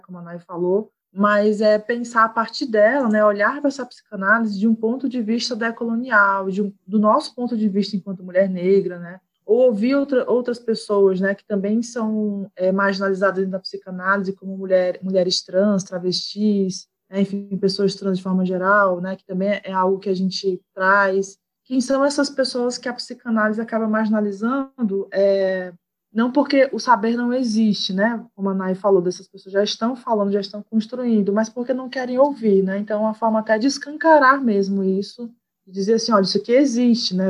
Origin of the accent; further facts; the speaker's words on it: Fortaleza, Ceará, Brazil; moved away; also born or lived in Rio de Janeiro; sou de Fortaleza, do Ceará